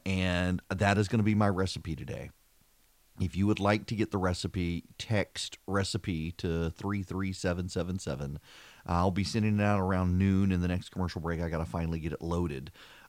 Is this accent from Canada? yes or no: no; Dubai, United Arab Emirates; now in Macon, United States; I grew up in Dubai. I did not grow up in this country. We would come home during the summers.